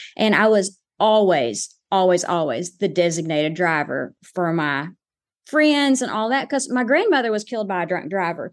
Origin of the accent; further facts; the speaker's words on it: Lake City, Arkansas, United States; growing up in Lake City, I was required to have an S